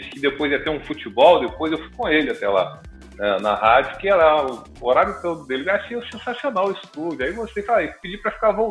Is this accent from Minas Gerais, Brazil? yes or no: yes; Muriaé, Minas Gerais, Brazil; also born or lived in Manhuaçu; now in Rio de Janeiro, Brazil; É verdade, eu sou mineiro, nascido em Moriaé. Fiquei lá que eu comecei a trabalhar em rádio, inclusive. É, fiquei até 1989 em Moriaé. Aí depois eu fui para Manhuaçu, que é uma outra cidade em Minas também, pequena, ali perto de Moriaé.